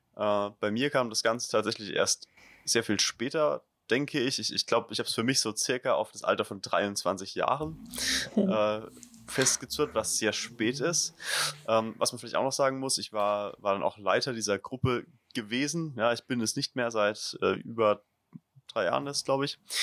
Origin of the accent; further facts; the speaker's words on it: Leimersheim, Rhineland-Palatinate, Germany; die Region, wo ich herkomme, Südpfalz, ist jetzt, oder noch im Speziellen vielleicht Verbandsgemeinde Rülsheim, das Umland um Leimersheim